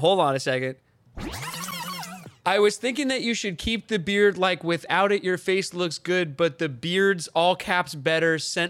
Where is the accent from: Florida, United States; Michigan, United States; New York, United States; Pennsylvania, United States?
New York, United States; Long Island; We're from Long Island, New York.